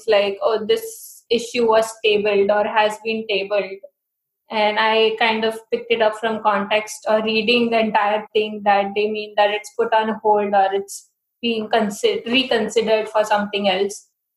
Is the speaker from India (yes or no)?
yes; India; accent: Indian; moved away as an adult; now in United States; I'm from India